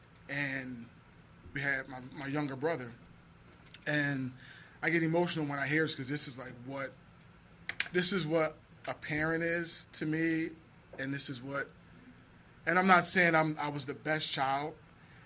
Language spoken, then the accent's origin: English; Philadelphia, Pennsylvania, United States; I grew up in South Philly.